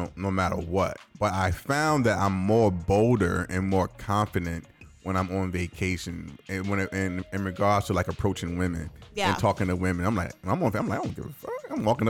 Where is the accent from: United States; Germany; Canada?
Germany; born there; My first flying experience I was born in Germany, so obviously I flew as an infant.